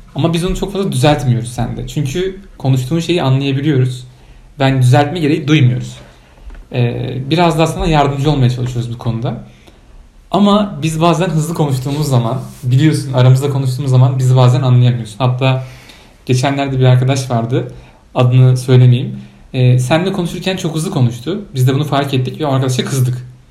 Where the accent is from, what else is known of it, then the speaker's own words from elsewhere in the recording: Turkey; now in Poland; ben Türk'üm